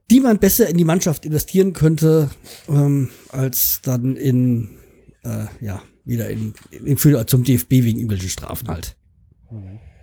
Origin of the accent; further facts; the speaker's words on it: Hanau, Hesse, Germany; Hanau 93, also ähm, mein Heimatverein